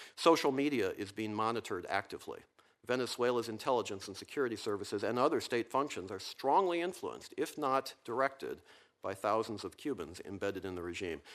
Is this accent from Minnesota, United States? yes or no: no; Virginia, United States; my home state of Virginia